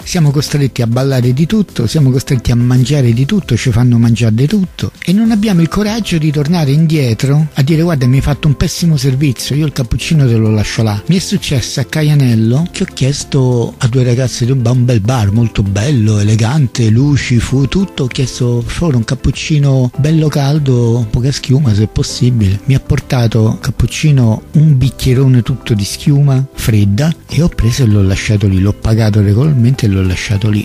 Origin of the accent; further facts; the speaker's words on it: Rome, Lazio, Italy; io sono nato a Centocelle, a Via dei Gelsi, dove una volta c'era la caserma di polizia